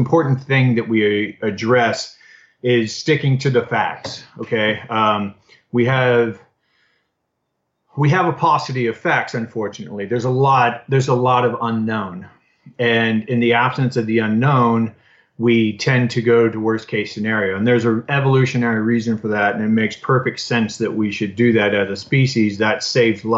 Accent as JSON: {"language": "English", "town": "Austin", "region": "Texas", "country": "United States", "tie": "born or raised there", "said": "I'm in my hometown of Austin"}